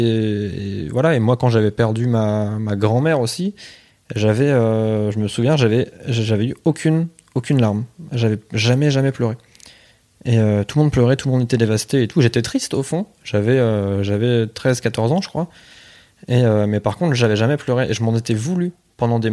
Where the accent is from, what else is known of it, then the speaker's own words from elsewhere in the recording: Pas-de-Calais, Hauts-de-France, France; je viens plus du Pas-de-Calais. Ouais. fait j'étais vraiment à la frontière entre les deux.